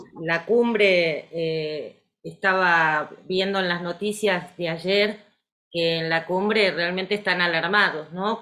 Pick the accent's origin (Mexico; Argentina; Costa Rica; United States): Argentina; Como buena argentina